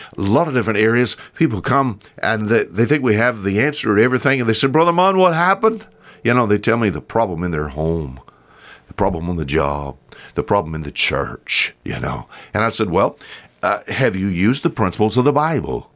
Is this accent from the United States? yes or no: yes; the South, United States; accent: Southern; I talk like, uh, I'm from the South